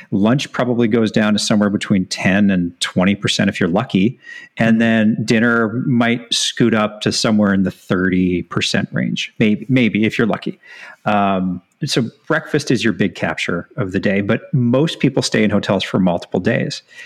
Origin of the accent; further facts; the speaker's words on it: Edmonton, Alberta, Canada; moved away as an adult; also born or lived in British Columbia / Bermuda / San Francisco / Orange County, California; I'm born and raised in Edmonton, Alberta